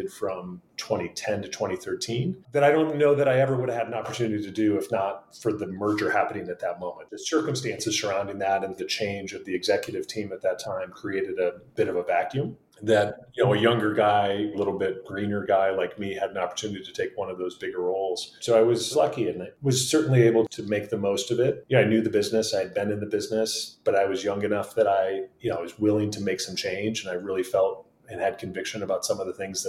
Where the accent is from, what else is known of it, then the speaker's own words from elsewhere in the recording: Iowa, United States; moved away; Grew up in Iowa, born and raised in a great kind of athletic family